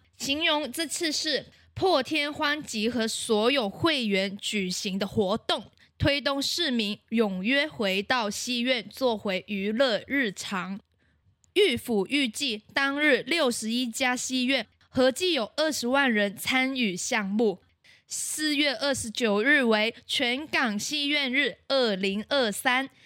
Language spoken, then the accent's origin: Chinese; Macau; 我是来自澳门的